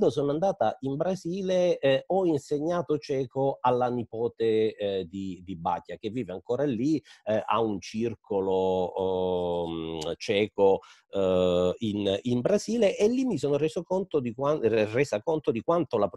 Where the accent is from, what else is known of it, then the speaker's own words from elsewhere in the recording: Zlín Region, Czechia; Italian is a second language; Io eh, sono originaria di Cromie-Riche, eh, quindi più o meno una ventina di chilometri da, da Slin, che appunto è eh, la città dove eh, i Batia hanno sviluppato la prima fabbrica